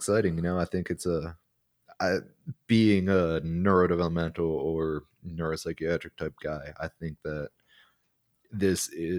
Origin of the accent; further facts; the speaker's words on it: Baltimore, Maryland, United States; Yeah, I am from